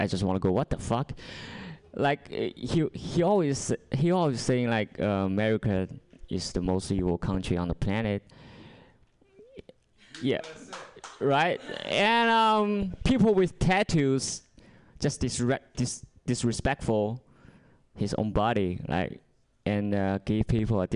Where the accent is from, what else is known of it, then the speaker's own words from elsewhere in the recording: China; English is a second language; moved away; I'm from China, not North Korea